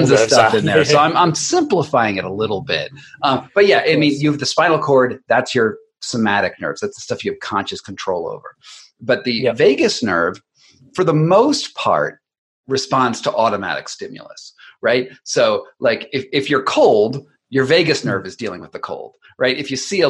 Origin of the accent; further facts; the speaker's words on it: United States; as an American